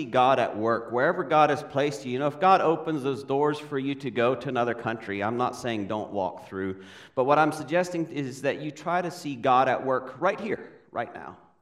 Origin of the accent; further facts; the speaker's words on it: Paraguay; I was born in South America, Paraguay. We still live there.